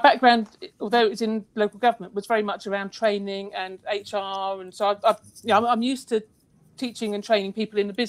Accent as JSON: {"language": "English", "town": "Battle", "region": "South East England", "country": "United Kingdom", "tie": "born or raised there", "said": "I'm actually born brought up in Battle, so I'm very local."}